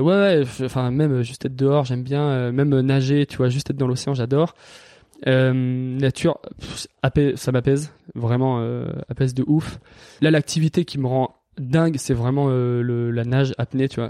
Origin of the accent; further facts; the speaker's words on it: Valence, Auvergne-Rhône-Alpes, France; moved away as an adult; also born or lived in Lyon / Toulouse / Annecy / Biarritz; j'ai grandi dans la Drôme, euh, à Valence